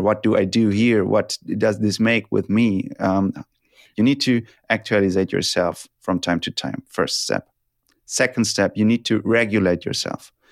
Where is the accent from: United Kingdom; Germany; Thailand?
Germany; English is a second language; I'm from Germany